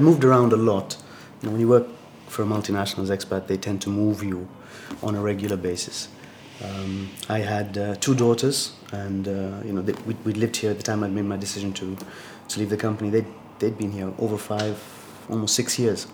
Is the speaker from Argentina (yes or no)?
no; Tanzania; moved away as an adult; also born or lived in Boston, United States / Arkansas, United States / Switzerland; now in Morocco; I grew up in Tanzania, sort of east coast of, uh, of Africa.